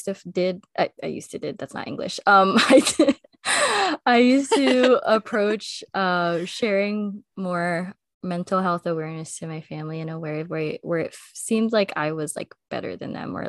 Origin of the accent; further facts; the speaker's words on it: United States; for me as an American